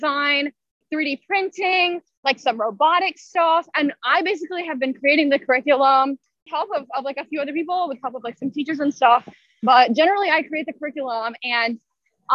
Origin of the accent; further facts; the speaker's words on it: Louisville, Kentucky, United States; all of this is based out of Louisville, my hometown